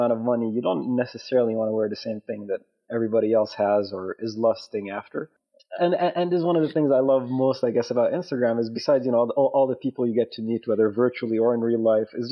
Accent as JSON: {"language": "English", "country": "Saudi Arabia", "moved": "yes", "lives_now": "Lausanne, Switzerland", "said": "I'm originally from Saudi Arabia, but I've been living in Switzerland for the past 21 years now."}